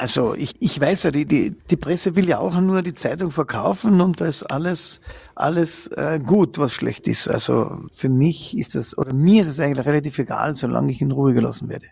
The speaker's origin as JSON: {"language": "German", "region": "Carinthia", "country": "Austria", "said": "in Österreich, also bei uns in Kärnten"}